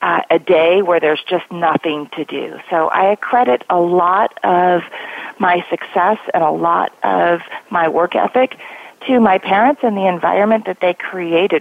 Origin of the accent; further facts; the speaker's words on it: Colorado, United States; moved away as an adult; now in Silicon Valley, United States; a small farm town in Colorado where you graduate with 32 kids in your high school class to working for one of the largest companies in the world in Silicon Valley